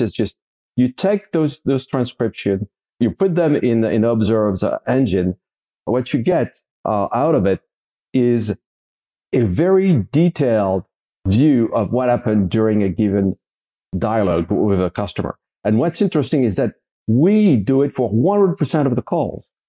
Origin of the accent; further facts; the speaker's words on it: Paris, Île-de-France, France; I grew up in France, Paris, France, born and raised in, uh, in Paris.